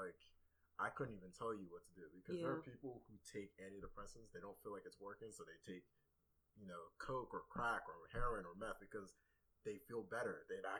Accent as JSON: {"language": "English", "country": "Nigeria", "said": "I'm Nigerian, so it's kind of like, it's like all the same thing, kind of."}